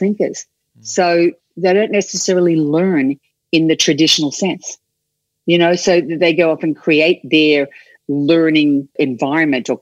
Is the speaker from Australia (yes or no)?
yes; Australia; first language English; moved away as an adult; this young kid from Australia.